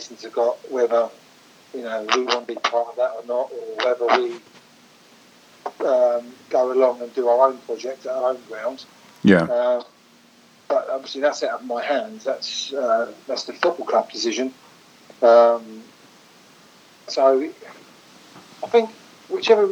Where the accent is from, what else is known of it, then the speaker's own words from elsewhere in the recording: Hastings, South East England, United Kingdom; I was born and bred in Hollington